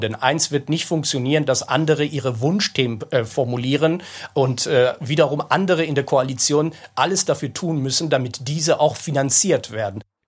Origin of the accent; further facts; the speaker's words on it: North Rhine-Westphalia, Germany; Ich komme ja selbst, wie Sie sehen, aus Nordrhein-Westfalen